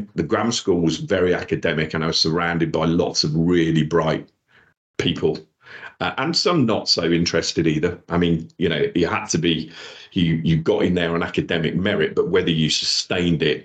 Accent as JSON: {"language": "English", "town": "Wolverhampton", "region": "West Midlands", "country": "United Kingdom", "tie": "born or raised there", "also_born_or_lived": "Dudley / London", "accent": "Black Country", "moved": "as an adult", "said": "was born in Dudley, in the Black Country, if you can't tell by my accent. Raised in Wolverhampton"}